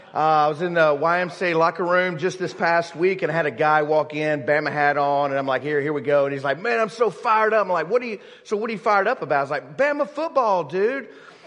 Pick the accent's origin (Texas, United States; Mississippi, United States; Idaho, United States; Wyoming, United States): Mississippi, United States; moved away as an adult; now in Alabama, United States; I grew up in Mississippi, so I'm a Mississippi State fan.